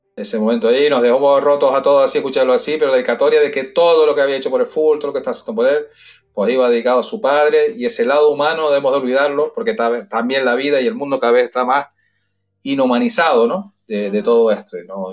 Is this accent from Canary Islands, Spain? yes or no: yes; Canary Islands, Spain; now in Madrid, Spain; Nosotros somos canarios